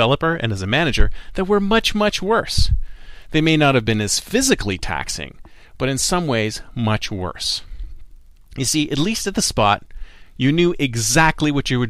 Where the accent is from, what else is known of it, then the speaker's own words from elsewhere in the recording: Canada; also born or lived in Toronto; now in Silicon Valley, United States; I am Canadian, you must have heard an A and an aboot every now and then